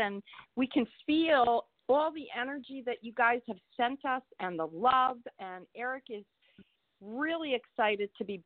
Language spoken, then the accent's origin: English; Eastern Pennsylvania, United States; I'm from Eastern Pennsylvania, which is on the border of New Jersey